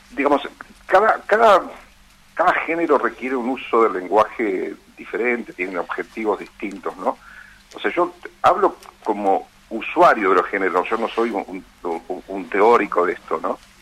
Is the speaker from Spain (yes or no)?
no; Ayacucho, Buenos Aires Province, Argentina; yo soy de la provincia de Buenos Aires